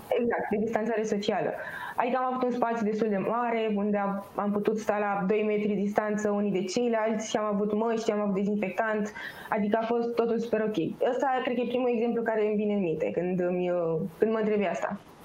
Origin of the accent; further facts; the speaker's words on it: Pitești, Argeș, Romania; moved away as an adult; now in Bucharest, Romania; Eu personal sunt din, sunt din Pitești. Când am venit în București